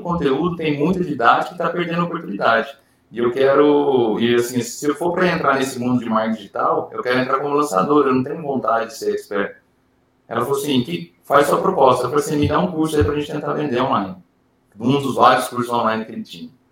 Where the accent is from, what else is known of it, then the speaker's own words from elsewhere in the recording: Ribeirão Preto, São Paulo, Brazil; moved away as an adult; voltar para o interior de São Paulo, porque eu sou de Ribeirão Preto, eu trabalhava sempre em outras cidades